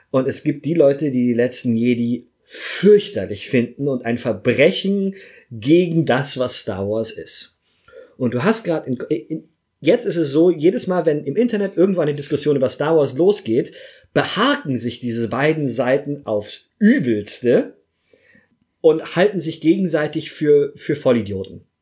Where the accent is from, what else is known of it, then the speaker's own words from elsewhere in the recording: Munich, Bavaria, Germany; Ich bin Deutscher. Ich bin Bayer. Ich bin Münchner. Ich bin Jude. Ich bin klein.